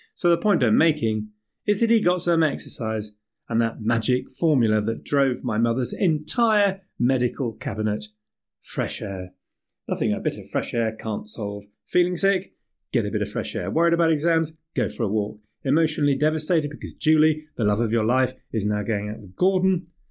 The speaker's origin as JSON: {"language": "English", "region": "England", "country": "United Kingdom", "said": "I'm English"}